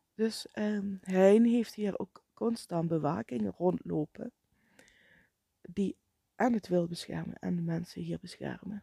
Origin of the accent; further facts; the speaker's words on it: Netherlands